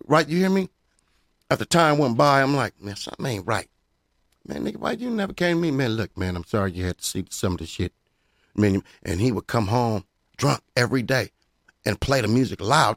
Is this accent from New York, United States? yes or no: no; Pomona, California, United States; I'm from Pomona.